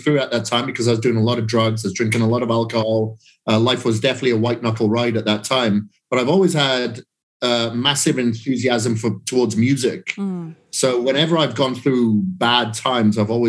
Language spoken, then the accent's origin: English; Wales, United Kingdom; From Wales